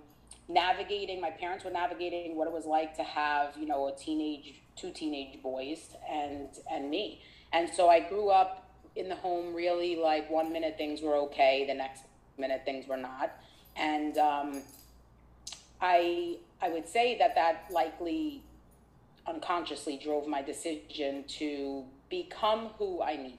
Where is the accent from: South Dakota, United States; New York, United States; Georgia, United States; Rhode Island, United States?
New York, United States; New York City; growing up in Brooklyn, I, you know, at elementary school